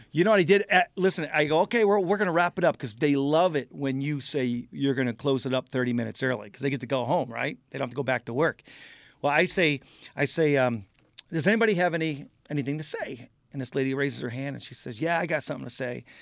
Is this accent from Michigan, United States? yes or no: yes; Michigan, United States; I'm out in California, we're from Michigan